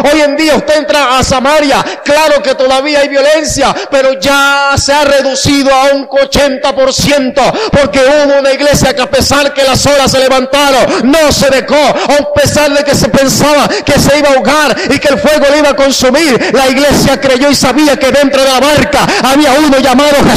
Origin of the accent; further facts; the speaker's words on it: Panama; soy de la República de Panamá